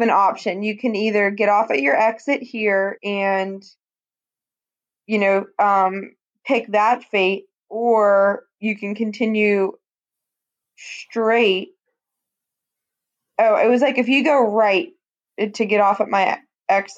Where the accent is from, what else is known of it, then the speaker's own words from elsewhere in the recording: Greensburg, United States; moved away as an adult; downtown Greensburg, which, guys, is about 10 hours north of me. That's my hometown where I no longer live.